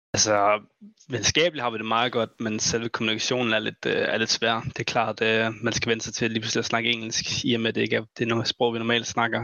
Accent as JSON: {"language": "Danish", "country": "Denmark", "said": "vi er fire danskere"}